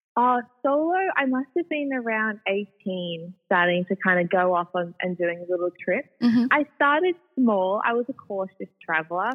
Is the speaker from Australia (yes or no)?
yes; Sydney, New South Wales, Australia; I'm a Sydney girl, born and raised. Mm-hmm. So I was brought up predominantly on the northern beaches